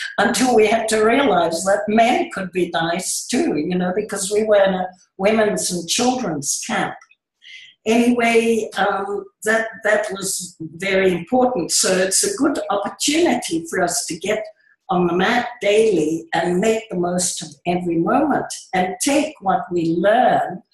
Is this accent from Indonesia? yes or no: yes; Indonesia; moved away; because I was born in the Far East in Indonesia